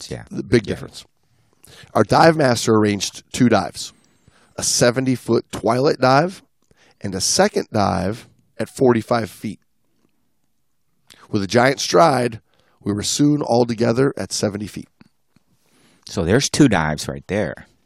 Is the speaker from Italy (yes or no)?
yes; Italy; now in Mexico; I'm from Italy, but I now I live